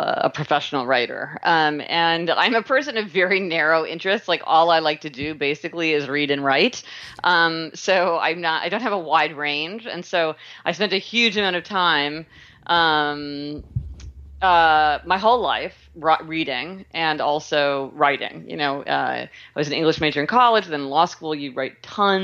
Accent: Kansas City, Missouri, United States; I was born in Kansas City, Missouri, and I started out my career in law

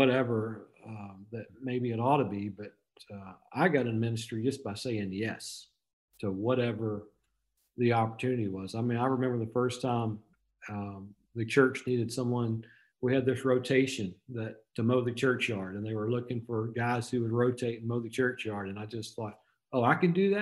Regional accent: Magnolia, Arkansas, United States; moved away; I'm a native Arkansan. I grew up in South Arkansas in Magnolia, just a small town

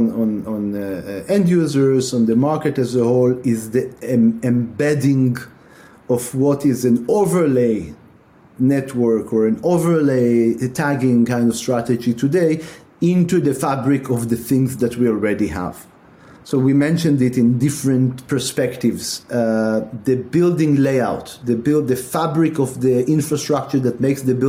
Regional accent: Tel Aviv, Tel Aviv District, Israel; moved away as an adult; also born or lived in Milan, Italy; now in United States; my parents come from Europe, but I grew up in Israel, in Tel Aviv

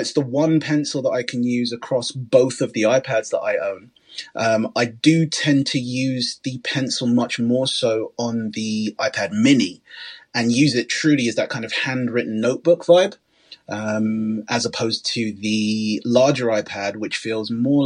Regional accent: London, United Kingdom; As a Londoner

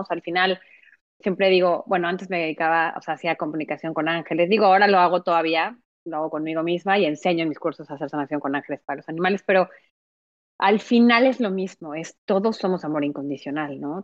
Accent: Mexico; moved away as an adult; also born or lived in Mexico City, Mexico; now in Montreal, Canada; yo vivía en Ciudad de México, yo soy mexicana, obviamente, y después, después de, pues, no sé, más o menos a los 23, 24, me vengo a vivir a Montreal.

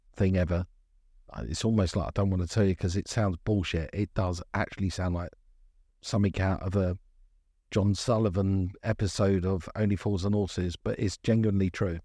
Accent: London, United Kingdom; born and bred in Brixton

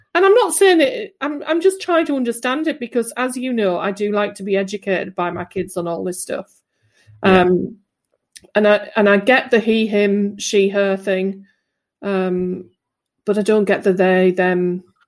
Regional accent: England, United Kingdom; I am English

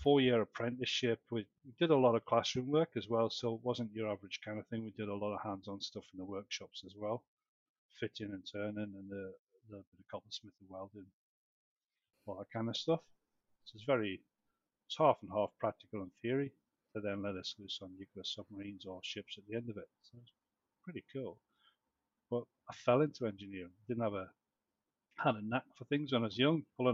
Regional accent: Newcastle upon Tyne, North East England, United Kingdom; moved away as an adult; now in Brisbane, Australia; where I was growing up in Newcastle, we were kind of like impoverished

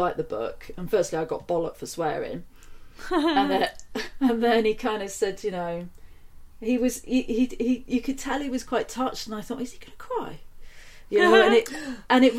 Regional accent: Nailsea, South West England, United Kingdom; I grew up in a town just outside of Bristol

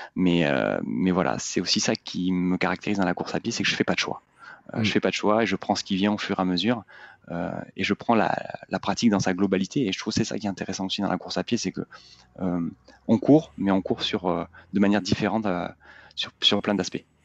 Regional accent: Bordeaux, Nouvelle-Aquitaine, France; je suis originaire de Bordeaux

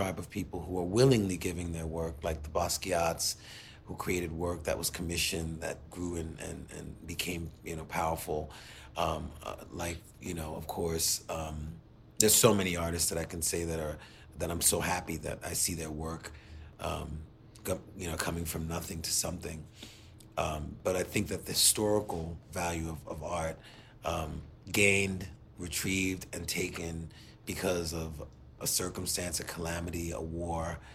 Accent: United States; as an American

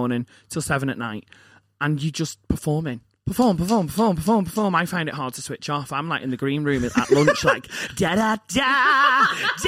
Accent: Liverpool, North West England, United Kingdom; because I'm from Liverpool, it's like, I'm from Liverpool.

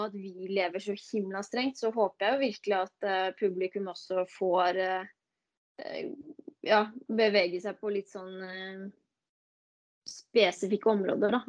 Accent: Tønsberg, Vestfold, Norway; also born or lived in Denver; now in Bærum, Norway; Jeg er opprinnelig fra Tønsberg. Uh, bor nå i Bærum, på, på Østerås. Uh, ja, nå er jeg jo 29 år, da. Blir 30 år i år.

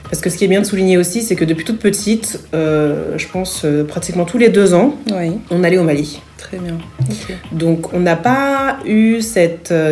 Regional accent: Franconville, Île-de-France, France; moved away as an adult; also born or lived in Paris / Herblay, Val d'Oise; now in Abidjan, Côte d'Ivoire; mes parents ont déménagé pour Franconville, dans le Val d'Oise. Et donc, euh, j'ai passé une bonne partie de, mon enfance et de ma scolarité euh, là-bas, jusqu'au collège. Ensuite, euh, nous avons déménagé à Erani, toujours dans le Val d'Oise

